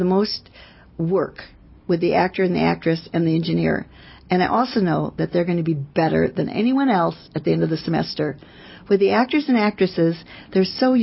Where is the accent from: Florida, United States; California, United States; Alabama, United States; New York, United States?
California, United States; I'm from California.